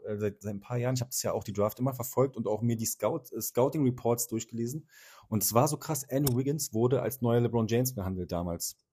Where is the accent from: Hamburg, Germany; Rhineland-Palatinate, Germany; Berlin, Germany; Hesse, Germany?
Berlin, Germany; als Berliner